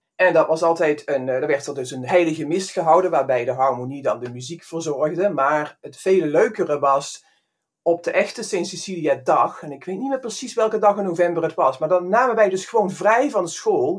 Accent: Limburg, Netherlands; accent: Limburgish; ik spreek nog steeds Limburgs en ik ben best trots op het feit

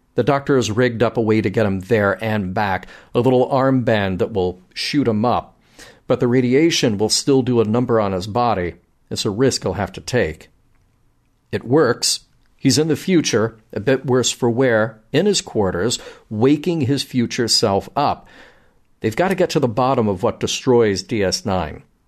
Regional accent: Birmingham, Alabama, United States; my hometown of Birmingham, Alabama

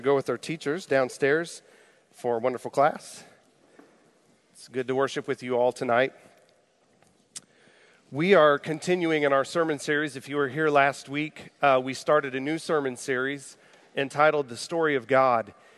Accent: Jefferson City, Missouri, United States; I grew up in Jefferson City, Missouri.

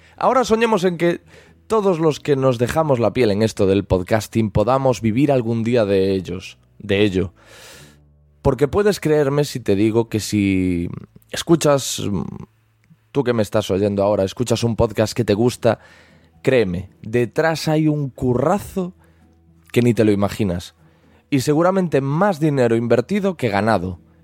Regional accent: Galicia, Spain; soy gallego

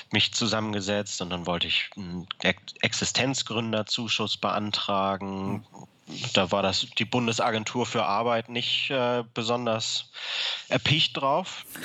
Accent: Hamburg, Germany; Ich komme aus Hamburg und ähm, habe meine Familie in Hamburg und habe die Ausbildung in Aachen gemacht.

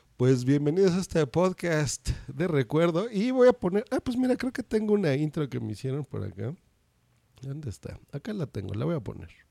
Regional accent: Mexico City, Mexico; tú y yo, como personas del DF, de la ciudad más grande del mundo

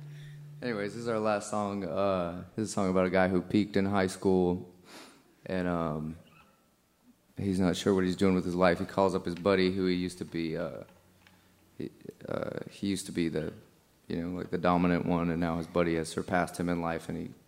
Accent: Charleston, South Carolina, United States; we are also from Charleston

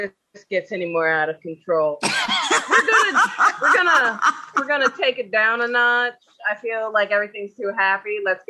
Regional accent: West Coast, United States; I'm from the West Coast.

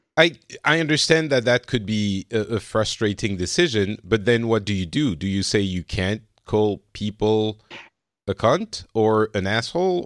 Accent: Lebanon; now in France; I come from Lebanon

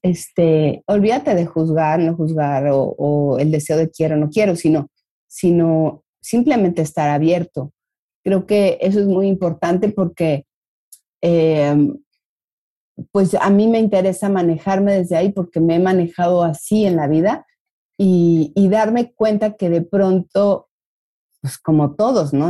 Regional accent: Mexico; como mexicanos veo

